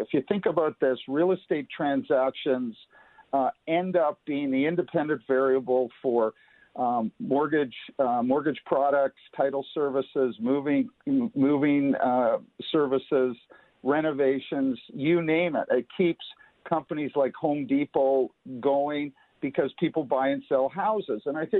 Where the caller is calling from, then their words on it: Toronto, Ontario, Canada; I'm calling in from Toronto. It's a beautiful sunny day.